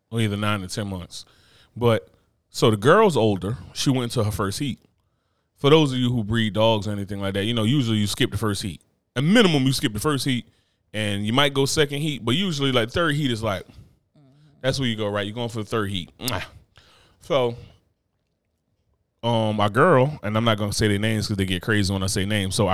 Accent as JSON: {"language": "English", "town": "Brooklyn", "region": "New York", "country": "United States", "said": "as far as I'm from Brooklyn."}